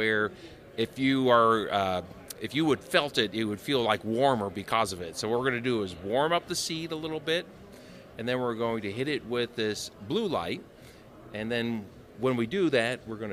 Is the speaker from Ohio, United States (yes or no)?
yes; Ohio, United States; I'm from Ohio